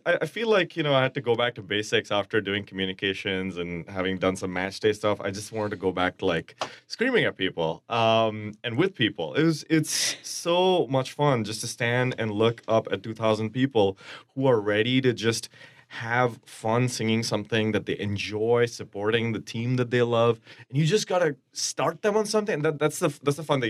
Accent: India; now in Twin Cities, United States; I'm Indian from India

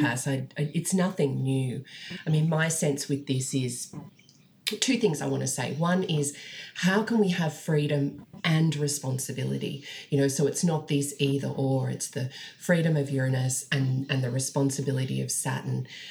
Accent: Australia; we're all Australian astrologers

